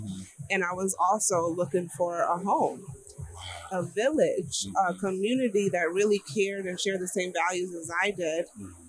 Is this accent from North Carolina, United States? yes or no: no; Chicago, Illinois, United States; now in Philadelphia, United States; Philly girl now, but I'm from Chicago.